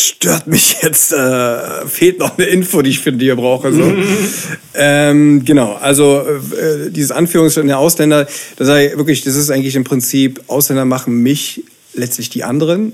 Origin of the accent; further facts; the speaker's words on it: Berlin, Germany; Und ich bin in Ostberlin damals noch in der DDR äh, geboren